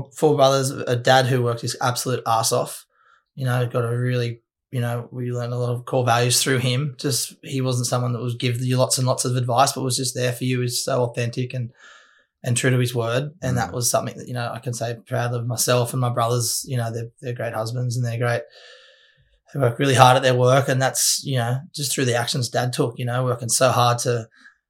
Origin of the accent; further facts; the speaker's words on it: Cronulla, New South Wales, Australia; I born and bred Cronulla